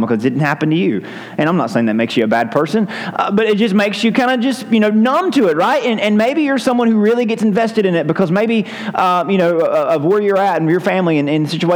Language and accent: English; United States; as an American